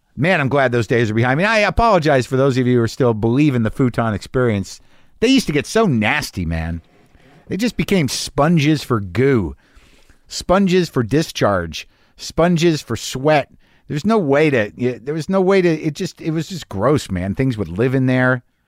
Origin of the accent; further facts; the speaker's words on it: Albuquerque, New Mexico, United States; moved away; I grew up in New Mexico and Albuquerque